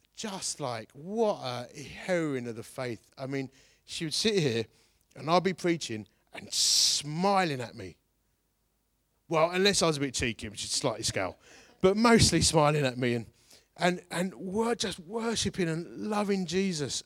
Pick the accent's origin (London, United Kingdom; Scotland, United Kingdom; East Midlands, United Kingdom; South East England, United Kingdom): London, United Kingdom; Hornchurch; Growing up in Horn Church